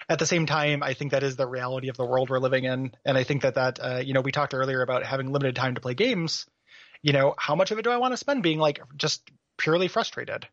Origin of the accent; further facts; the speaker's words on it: DeKalb, Illinois, United States; moved away; also born or lived in Portland; my hometown of DeKalb, Illinois